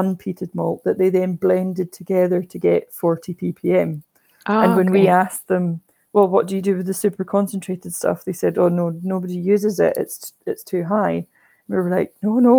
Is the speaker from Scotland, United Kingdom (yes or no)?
yes; Islay, Scotland, United Kingdom; I'm from Islay and I've kind of grown up just chatting to people about whisky